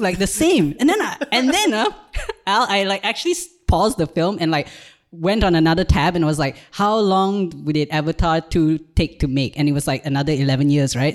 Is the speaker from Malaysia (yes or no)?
yes; Malaysia; moved away as an adult; also born or lived in Ireland; now in Malta; I'm from Malaysia, and I did a brief stint in Ireland in twenty twenty-two, but now I live in Malta